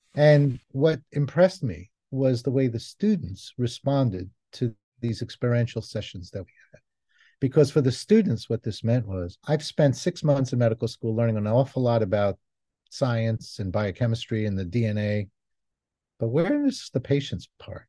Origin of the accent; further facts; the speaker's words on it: New York City, New York, United States; moved away; also born or lived in Israel; I was born in Israel, I grew up in New York City